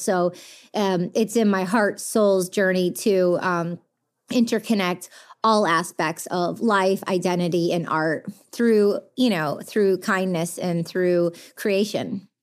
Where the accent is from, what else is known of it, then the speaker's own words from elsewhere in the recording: Detroit, Michigan, United States; growing up in the Detroit underground, uh, music culture when all the biggest international D Js from around the world were coming to my backyard when I was a kid